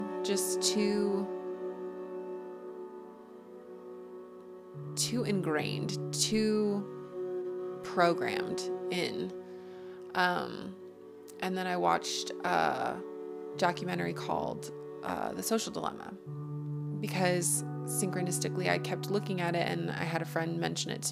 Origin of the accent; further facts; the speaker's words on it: United States; accent: American; from my accent you could probably tell that I'm an American